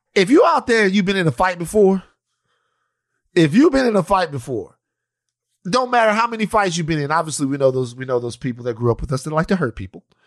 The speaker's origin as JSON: {"language": "English", "town": "Maringouin", "region": "Louisiana", "country": "United States", "said": "we're from Maringouin, Louisiana. We're from out there"}